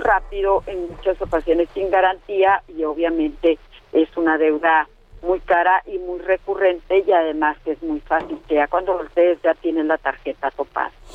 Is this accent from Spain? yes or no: no; northern Chihuahua, Mexico; yo soy del norte de Chihuahua